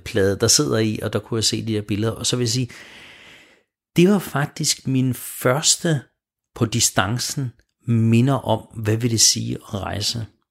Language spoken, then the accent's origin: Danish; Smørum, Capital Region of Denmark, Denmark; jeg er født og opvokset i Smørum